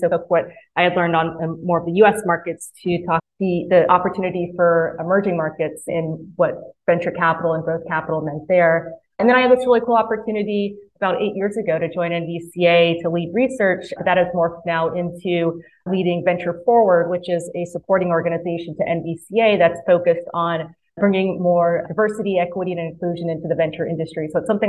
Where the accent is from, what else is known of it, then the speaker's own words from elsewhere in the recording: Mississippi, United States; moved away as an adult; You can't tell by my accent, but I actually grew up in Mississippi. And so I spent the first 18 years of my life there and loved it.